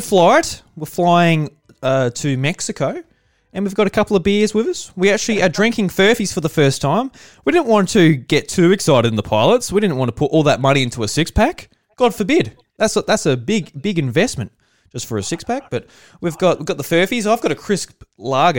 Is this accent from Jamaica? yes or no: no; South Australia, Australia; I'm from South Australia and I'm a farmer with my, uh, my dad and my mum